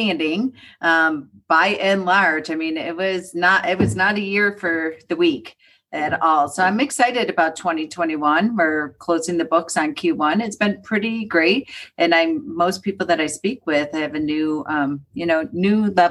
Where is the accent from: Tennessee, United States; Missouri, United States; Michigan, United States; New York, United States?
New York, United States; Buffalo; now in Colorado, United States; I grew up in Buffalo, New York, where the sun did not shine for about 6 to 8 months